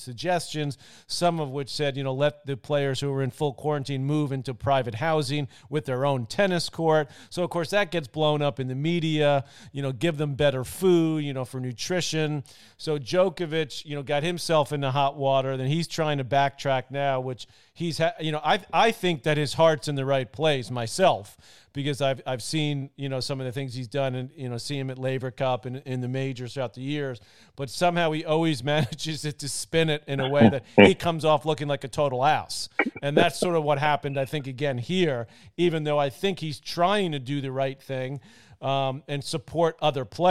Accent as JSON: {"language": "English", "region": "New York", "country": "United States", "said": "I'm from New York"}